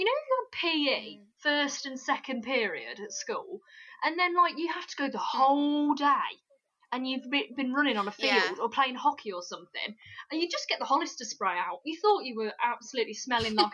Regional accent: Warwickshire, West Midlands, United Kingdom; We're from the Midlands, it's a whole other world to up north

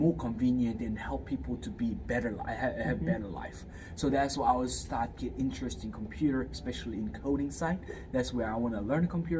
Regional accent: Fiji; also born or lived in South Korea; now in Hawaii, United States; I was raised in Fiji. But I was born in Korea and I'm Korean

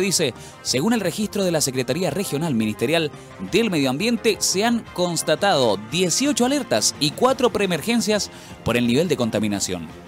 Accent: Chile

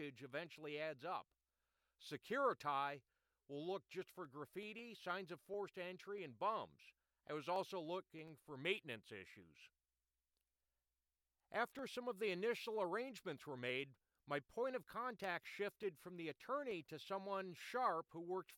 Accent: Rochester, New York, United States; I was from Rochester

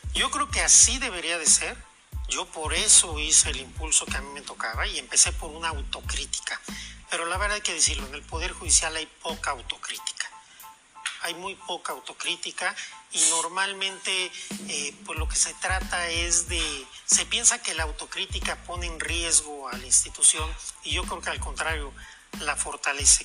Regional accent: Mexico; como mexicanas y como mexicanos

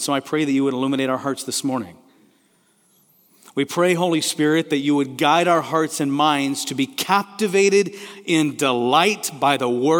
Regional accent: Kenya; also born or lived in Tanzania; I grew up in Kenya and Tanzania, East Africa, and when you say Bwana Sifiwe, which means praise the Lord, everybody responds and says, amen.

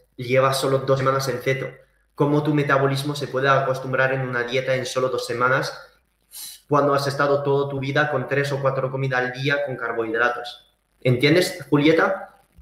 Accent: Saint-Gaudens, Occitania, France; also born or lived in Valencia, Spain; now in Andorra la Vella, Andorra; yo he estado viviendo en la montaña desde niño, o sea, yo soy francés y español de mis padres, pero vivido en los Pirineos, en el sur de, de Toulouse, en Saint-Gaudens

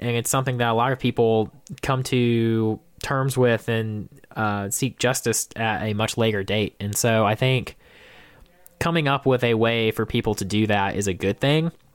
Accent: Georgia, United States; my hometown rep of Jason Spencer

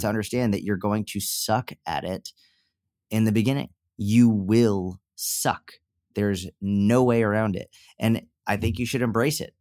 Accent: Northeast, United States; now in Dallas, United States; I grew up in the Northeast

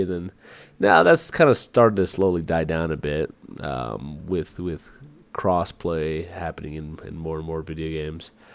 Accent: United States; moved away as an adult; also born or lived in Virginia / Georgia / San Antonio, Texas / Puerto Rico (family); I grew up in Virginia and Georgia

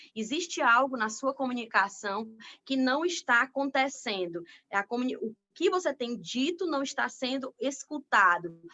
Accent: Piauí, Brazil; moved away; no meu estado natal

